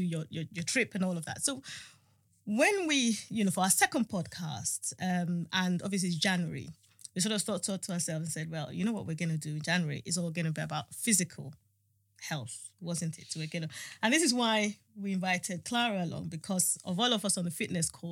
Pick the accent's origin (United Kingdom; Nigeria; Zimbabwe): Nigeria; I'm a Nigerian woman, you know, I'm going to be 52